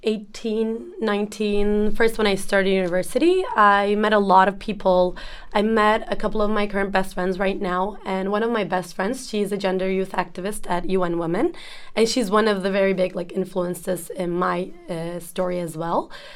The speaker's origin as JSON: {"language": "English", "region": "Ankara", "country": "Turkey", "said": "I'm from Turkey, uh, Ankara, to be precise, the capital."}